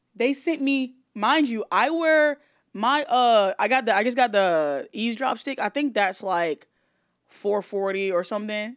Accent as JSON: {"language": "English", "region": "Alabama", "country": "United States", "tie": "born or raised there", "moved": "yes", "said": "I grew up in Alabama and I went to, like, an all-white school"}